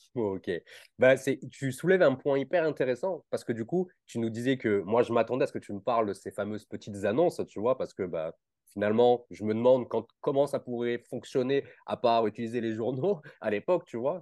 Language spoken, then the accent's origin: French; Nice, Provence-Alpes-Côte d'Azur, France; on vient de la même région, je viens de Nice aussi.